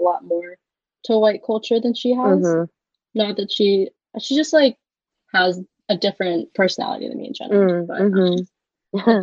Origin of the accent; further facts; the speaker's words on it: Philadelphia, Pennsylvania, United States; also born or lived in Nanning, Guangxi, China; I grew up in the Philly area, like maybe like a stone throw away from actual Philadelphia